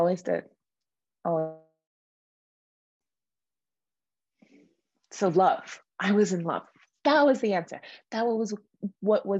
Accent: Detroit, Michigan, United States; moved away as an adult; now in Colorado, United States; I grew up in the Detroit area of Michigan

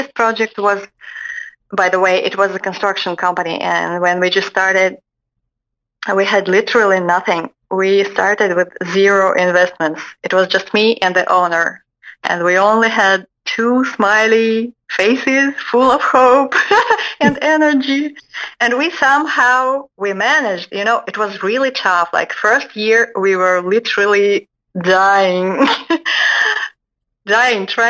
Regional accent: Russia; moved away as an adult; also born or lived in Moscow; now in Dallas, United States; I came from Russia about 1 year ago.

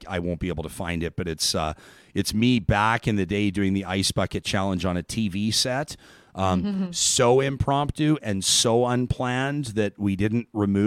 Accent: Calgary, Alberta, Canada; I grew up in Calgary

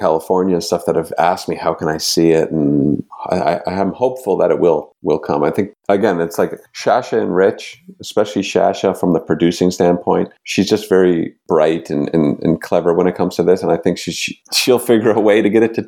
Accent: Oakville, Ontario, Canada; I'm from Oakville, which is one past that. And we kind of have like a banter, like a shorthand, being from those suburban areas

